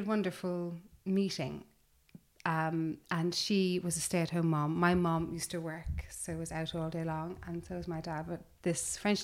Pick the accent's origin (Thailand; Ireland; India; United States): Ireland; Cork, Munster; also born or lived in London; now in United Kingdom; I grew up in the countryside in Ireland.